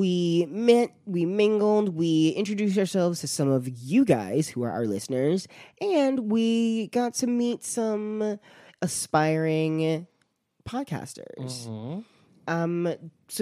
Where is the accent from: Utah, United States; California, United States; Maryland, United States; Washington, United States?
Maryland, United States; Baltimore; I'm from Baltimore